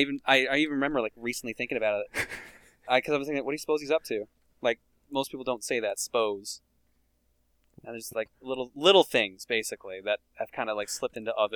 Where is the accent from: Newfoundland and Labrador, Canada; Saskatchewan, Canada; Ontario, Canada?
Newfoundland and Labrador, Canada; accent: Newfoundland; moved away; also born or lived in Calgary; anyone else from Newfoundland